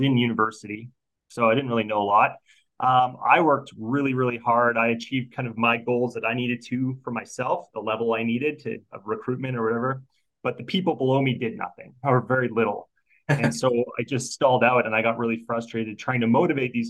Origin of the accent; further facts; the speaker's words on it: Alberta, Canada; growing up in Alberta, you know how we're in the middle of oil and gas central